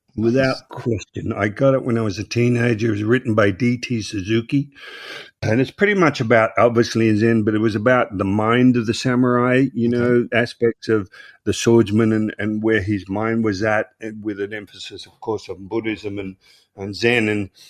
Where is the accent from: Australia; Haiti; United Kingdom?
United Kingdom; Croydon, London; I grew up in Croydon. I start learning karate and the Croydon Karate Championships. And I say, oh, man, I'm going to compete in this Croydon karate.